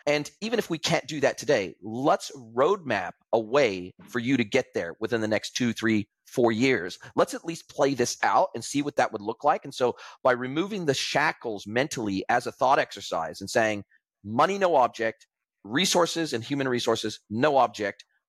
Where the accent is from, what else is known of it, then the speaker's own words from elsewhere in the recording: California, United States; moved away; if I had stayed in California, in my hometown